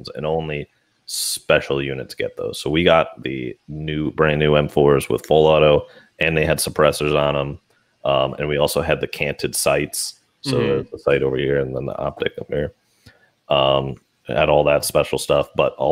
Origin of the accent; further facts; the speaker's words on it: United States; I'm an American